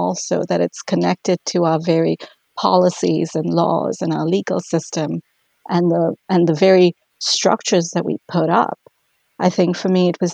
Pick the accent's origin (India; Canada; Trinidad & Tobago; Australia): India; moved away as an adult; now in Duluth, United States; I'm originally from India